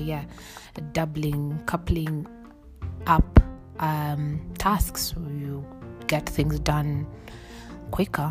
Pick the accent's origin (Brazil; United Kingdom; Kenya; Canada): Kenya; I born and bred in Kenya